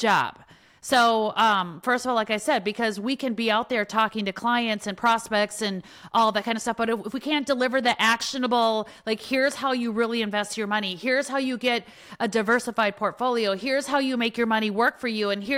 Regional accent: Wisconsin, United States; I grew up in Wisconsin

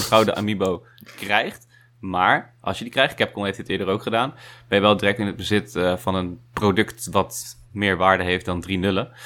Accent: Netherlands; wij als Nederlanders

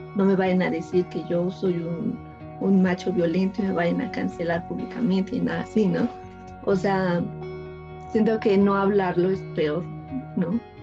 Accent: Ecatepec, State of Mexico, Mexico; yo soy de aquí, de Ecatepec

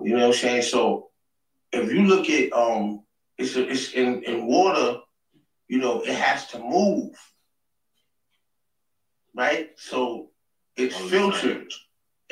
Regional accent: New York City, New York, United States; I'm from Queens Ridge Projects. That's the world's largest housing projects in Queens, New York City

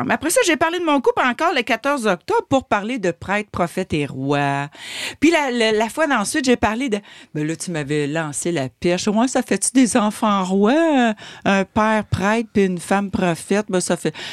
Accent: Quebec, Canada; Le cipote gaspésien, parce que moi, je suis gaspésienne d'origine et fière de l'être.

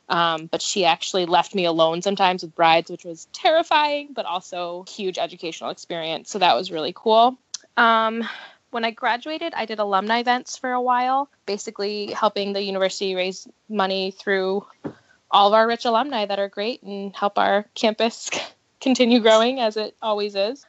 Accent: New Hampshire, United States; moved away as an adult; now in Ohio, United States; I am born and raised in New Hampshire

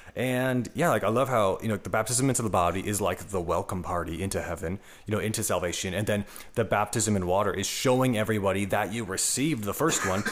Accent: Atlanta, Georgia, United States; I'm from Atlanta, Georgia

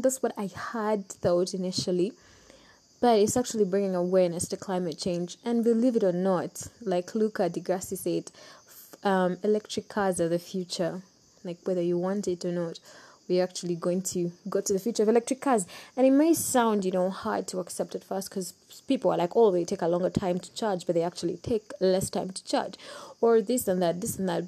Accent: Uganda; I'm from Uganda

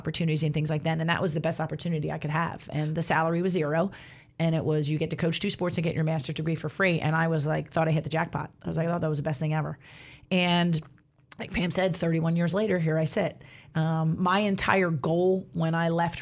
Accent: New Jersey, United States; I grew up in South Jersey.

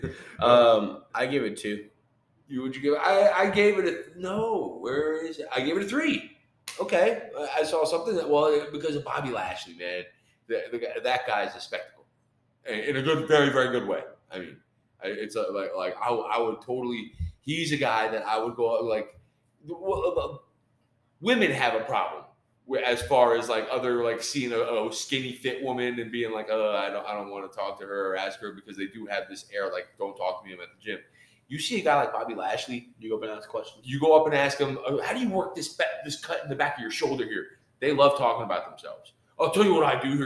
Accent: Knoxville, Tennessee, United States; hailing from Knoxville, Tennessee. that's our hometown. That's my hometown

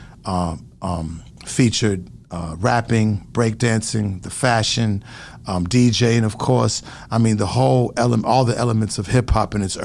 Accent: Boston, Massachusetts, United States; I'm from Roxbury, Dorchester section of Massachusetts

